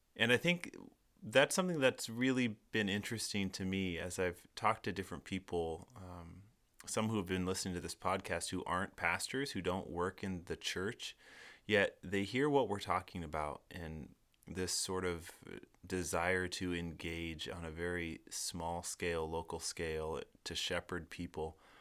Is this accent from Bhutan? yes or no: no; Seattle, Washington, United States; I'm from Seattle